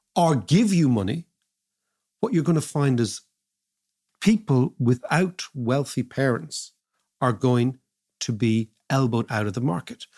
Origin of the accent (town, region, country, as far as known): Ireland